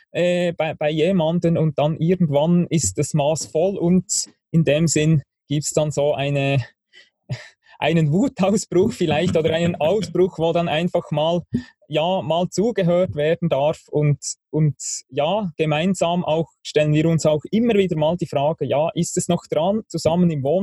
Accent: Bern, Switzerland; Ja, also ich bin Schweizer, ich bin in der Schweiz aufgewachsen, im Berner Oberland, am Thunersee.

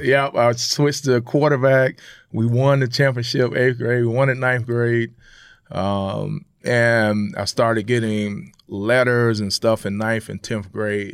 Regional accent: Jacksonville, Florida, United States; moved away; growing up in Florida, man, you play football in the streets at three years old

